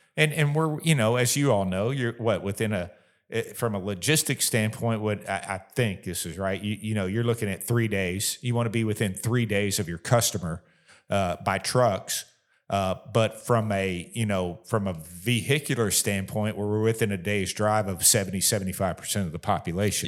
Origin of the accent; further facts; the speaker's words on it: Florida, United States; moved away as an adult; also born or lived in Kentucky; now in Bowling Green, United States; we were actually living in my home state of Florida